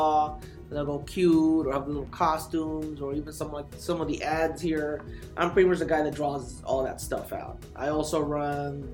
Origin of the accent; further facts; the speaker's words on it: Bell, California, United States; moved away as an adult; also born or lived in La Puente, California; now in San Antonio, United States; born and raised in California. I grew up in a city called Bell, which is up in Southeast Los Angeles